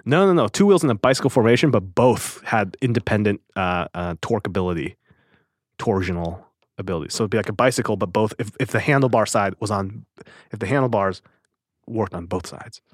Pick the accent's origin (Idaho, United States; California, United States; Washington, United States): Washington, United States; Normandy Park; I was born in Seattle